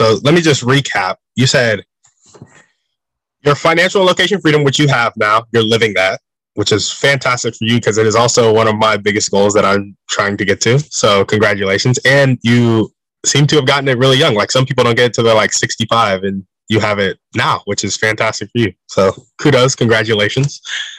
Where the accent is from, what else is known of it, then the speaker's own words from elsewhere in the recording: Round Rock, Texas, United States; I am from Austin, the Austin Metro. So I grew up in Round Rock, Texas, and I'm just now graduating college.